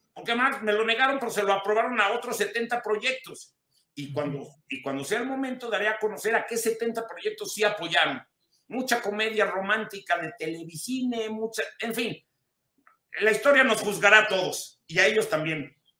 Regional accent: Mexico; un país que es el mío y del que me podía haber ido hace muchos años y no lo hice, que es México.

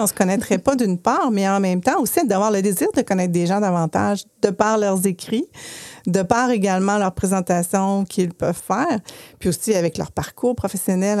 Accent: Chicoutimi, Quebec, Canada; now in Quebec City, Canada

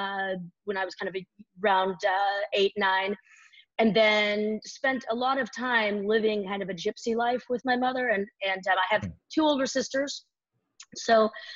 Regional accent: right outside of San Francisco, Northern California, United States; I was born and raised in Northern California, right outside of San Francisco here

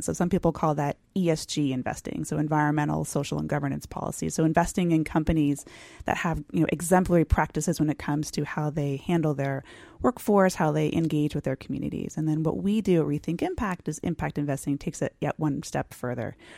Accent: San Diego, California, United States; I grew up in San Diego

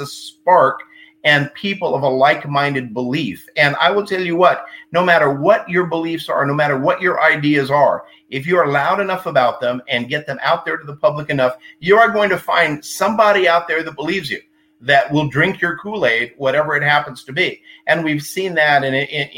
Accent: Texas, United States; being from Texas

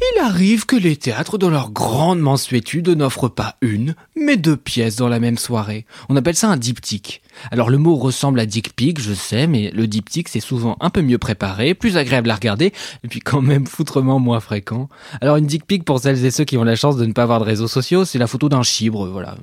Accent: Switzerland; Parce que je suis suisse

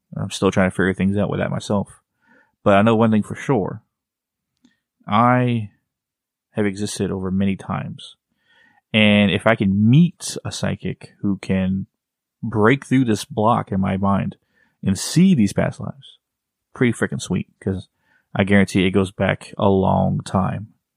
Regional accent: Texas, United States; I'm from Texas

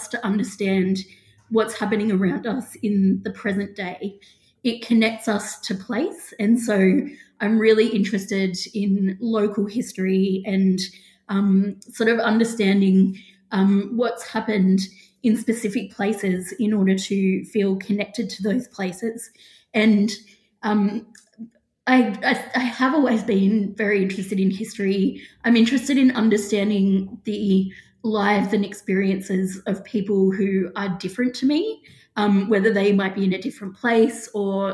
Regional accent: Grafton, New South Wales, Australia; moved away as an adult; also born or lived in Sydney; I grew up in Grafton, which is in the Northern Rivers region of New South Wales.

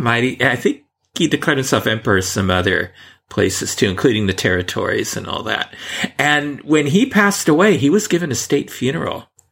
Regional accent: San Francisco, California, United States; growing up in San Francisco

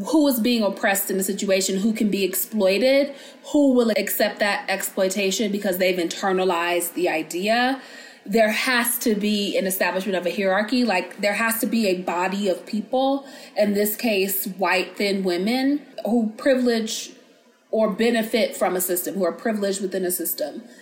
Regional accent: United States

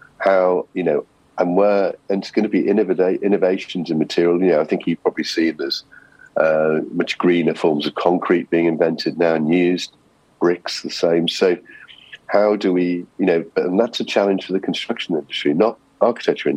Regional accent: Liverpool, North West England, United Kingdom; I'm from Liverpool

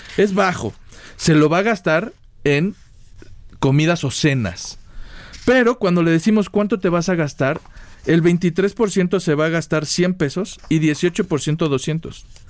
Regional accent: Mexico; somos los mexicanos

